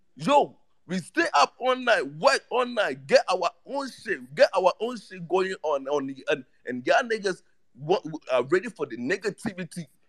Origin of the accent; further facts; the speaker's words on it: Ghana; I'm from Ghana